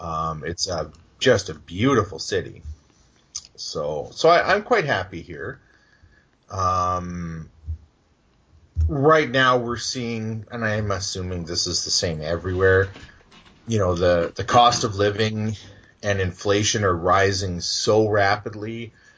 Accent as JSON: {"language": "English", "town": "Edmonton", "region": "Alberta", "country": "Canada", "tie": "born or raised there", "also_born_or_lived": "Yorkton, Saskatchewan", "moved": "as an adult", "said": "I was born in Edmonton at the Misericordia Hospital, which is right across the street from West Edmonton Mall."}